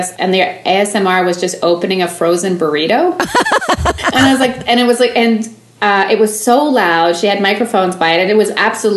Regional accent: Quebec, Canada; I grew up in Quebec

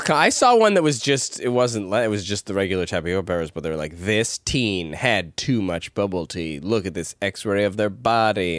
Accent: Ladner, British Columbia, Canada; I grew up in Ladner

